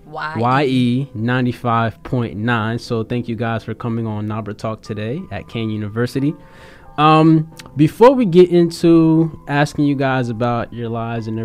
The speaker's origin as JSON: {"language": "English", "country": "Haiti", "second_language": "English", "said": "And then she asked me where am I from? And I said, I'm from Haiti."}